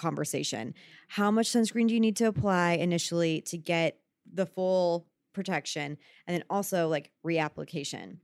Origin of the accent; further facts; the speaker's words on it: Texas, United States; moved away; I grew up in Texas